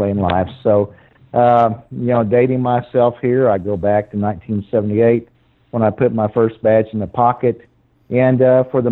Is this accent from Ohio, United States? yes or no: no; Missouri, United States; moved away as an adult; also born or lived in Texas; I actually came back to Missouri pretty close to 2009 when I returned.